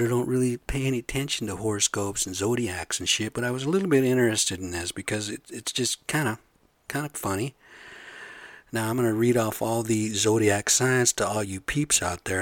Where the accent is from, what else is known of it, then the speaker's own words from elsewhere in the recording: United States; I'm American, but we're the same blood